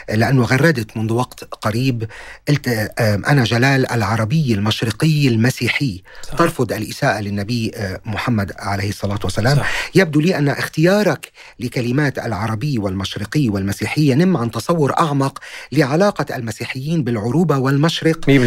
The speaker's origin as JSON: {"language": "Arabic", "country": "Lebanon", "said": "يعني نحن كشعب لبناني هذا الموضوع ديبيتبل قابل للنقاش"}